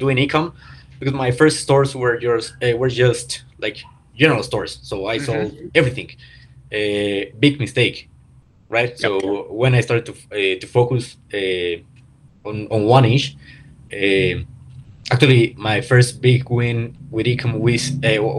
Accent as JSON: {"language": "English", "town": "Pachuca", "region": "Hidalgo", "country": "Mexico", "second_language": "English", "said": "I'm Mexican, that I don't, that English is not my first language"}